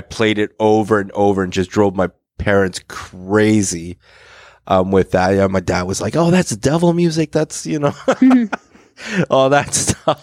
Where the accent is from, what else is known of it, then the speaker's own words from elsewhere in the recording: Hamilton, Ontario, Canada; I grew up on the East Mountain, cool. Hamilton East Mountain.